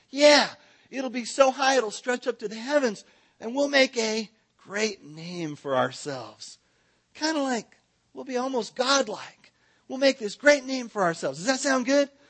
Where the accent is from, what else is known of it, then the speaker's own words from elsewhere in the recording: California, United States; now in Texas, United States; I'm from Southern California. I moved to, te- I'm not a Texan, but I got here as fast as I could.